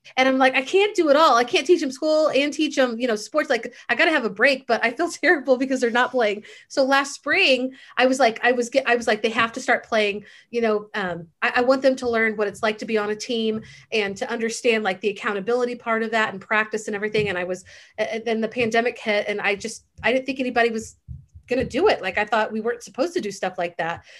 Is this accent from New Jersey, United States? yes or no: no; Missouri, United States; moved away; also born or lived in Texas; I grew up in the Midwest. I grew up right outside of Kansas City.